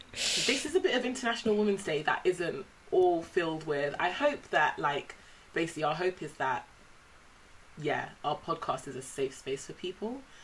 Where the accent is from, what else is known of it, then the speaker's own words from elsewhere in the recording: United Kingdom; also born or lived in Nigeria; my mum had all her kids in the UK